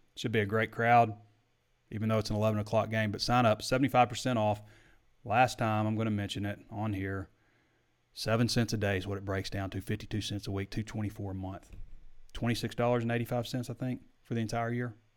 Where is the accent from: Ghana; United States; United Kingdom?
United States; Sheridan; I'm from Sheridan